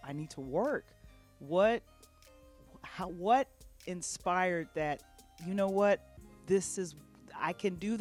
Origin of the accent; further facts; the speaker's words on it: Midwest, United States; we're both from the Midwest.